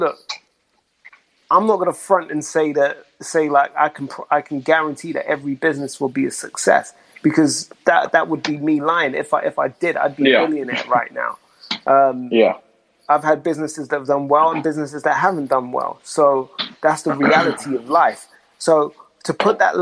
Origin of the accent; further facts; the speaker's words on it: London, United Kingdom; I grew up in South London